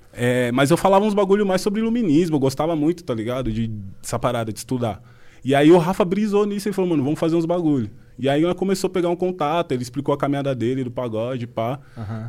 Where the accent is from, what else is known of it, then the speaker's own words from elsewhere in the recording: Brazil; nós crescemos junto lá no Fontales